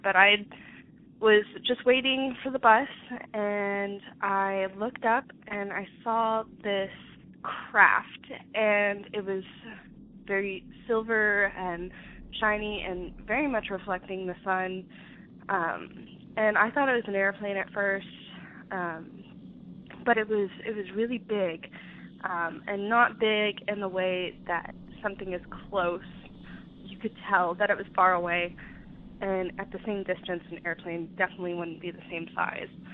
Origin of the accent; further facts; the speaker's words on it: Texas, United States; I'm from Texas